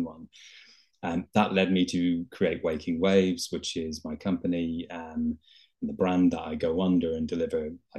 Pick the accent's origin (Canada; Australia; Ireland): Ireland; Dublin, Leinster; now in London, United Kingdom; I'm originally from Dublin in Ireland, but I've lived in London for many years.